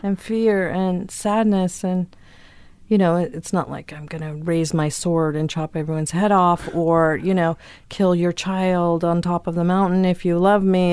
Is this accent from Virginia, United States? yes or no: yes; Virginia, United States; moved away; also born or lived in Chicago; we lived in a hippie commune in Virginia